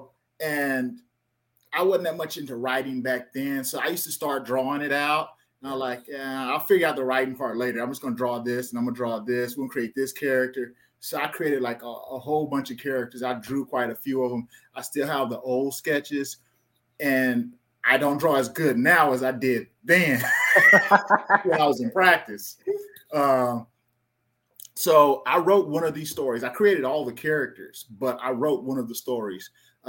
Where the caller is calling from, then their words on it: Austin, Texas, United States; What's your location? Austin, Texas.